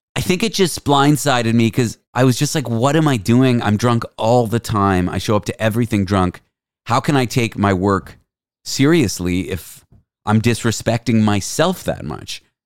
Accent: Canada; I'm Canadian

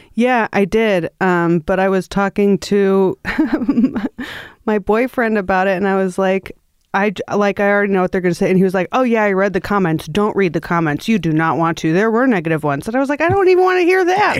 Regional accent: Milwaukee, Wisconsin, United States; moved away; I come from Milwaukee.

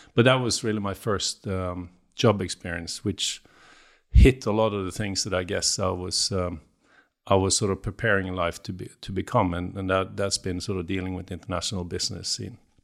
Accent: Bergen, Vestland, Norway; I'm from the West Coast in Norway, just, uh, grew up in Bergen, uh, but then k, fairly quickly moved outside

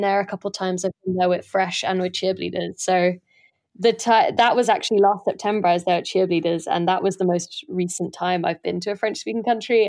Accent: London, United Kingdom; also born or lived in south of France; I don't really speak Irish very well, um, 'cause I grew up in London

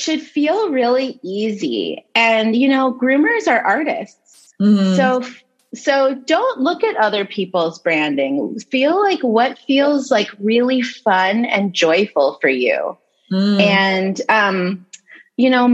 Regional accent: Los Angeles, California, United States; I grew up in the San Fernando Valley, which is a small part of Los Angeles.

